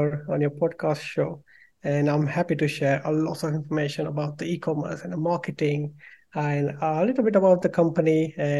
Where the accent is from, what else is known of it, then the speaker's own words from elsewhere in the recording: India; moved away as an adult; now in London, United Kingdom; I'm from India and I did my bachelor in mechanical engineering over there